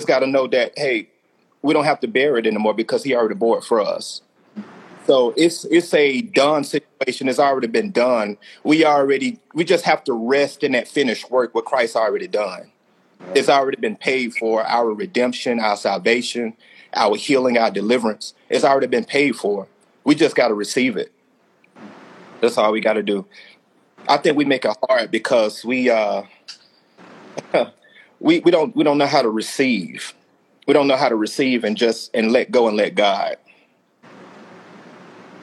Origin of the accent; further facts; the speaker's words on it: Alabama, United States; I'm from Alabama